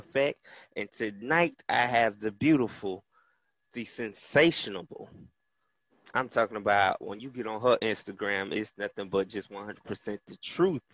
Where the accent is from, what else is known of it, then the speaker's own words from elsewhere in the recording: Tallahassee, Florida, United States; I'm from the North Florida area, hailing from Tallahassee, Florida. Shout out to the 850